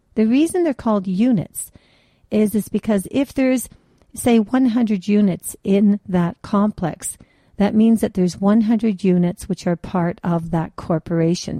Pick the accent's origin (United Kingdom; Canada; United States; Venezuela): Canada; also born or lived in German ancestry; Canada is very well known for our multiculturalism